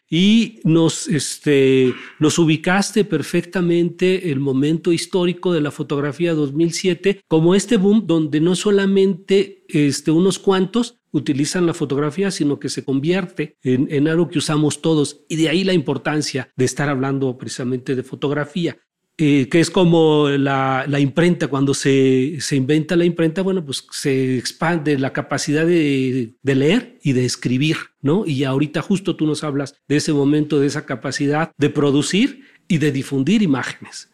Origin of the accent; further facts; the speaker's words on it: Mexico; para entendernos como, como mexicanos